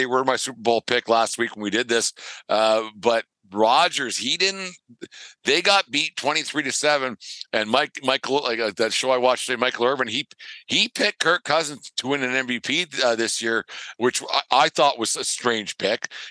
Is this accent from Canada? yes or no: yes; Alberta, Canada; I'm from Alberta.